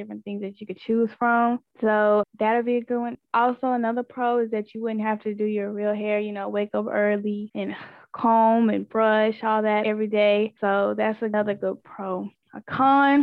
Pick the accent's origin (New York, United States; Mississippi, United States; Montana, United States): Mississippi, United States; Pinola; I am from Pinola, Mississippi